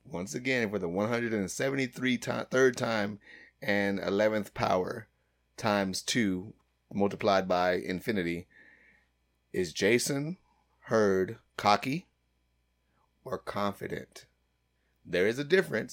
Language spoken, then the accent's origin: English; United States; I'm totally American.